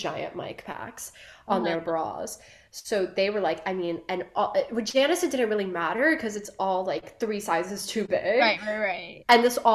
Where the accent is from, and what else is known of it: Miami, Florida, United States; born or raised there